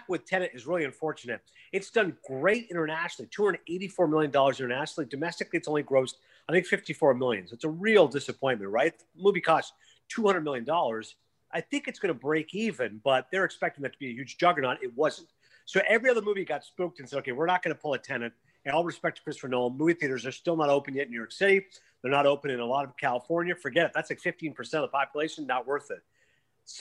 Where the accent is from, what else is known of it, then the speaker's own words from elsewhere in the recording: Toronto, Ontario, Canada; my hometown in Toronto